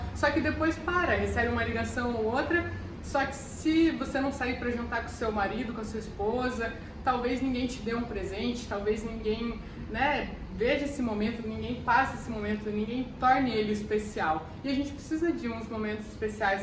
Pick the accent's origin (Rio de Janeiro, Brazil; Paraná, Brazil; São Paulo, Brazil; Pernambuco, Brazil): Paraná, Brazil; Curitiba; Eu sou de Curitiba